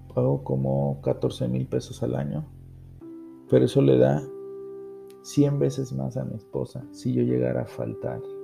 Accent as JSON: {"language": "Spanish", "country": "Mexico"}